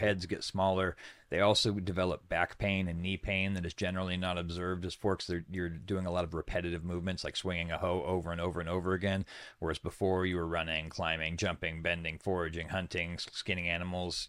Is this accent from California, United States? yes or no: yes; Sutter Buttes, California, United States; I was born in the smallest mountain range in the world, the Sutter Buttes.